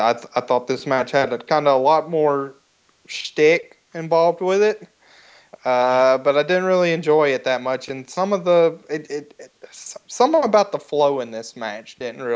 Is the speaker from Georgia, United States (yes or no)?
yes; Georgia, United States; as a Southern person growing up in Georgia, I know if I'd see Muta appear on my screen in 1989, I'd have probably been enamored with the guy.